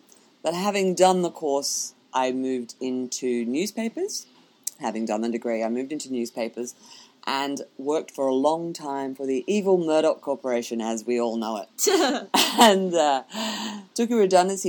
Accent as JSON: {"language": "English", "town": "Brisbane", "region": "Queensland", "country": "Australia", "tie": "born or raised there", "also_born_or_lived": "England", "moved": "as an adult", "lives_now": "Airlie Beach, Australia", "said": "No, I'm from Brisbane. I was born and bred in Brisbane."}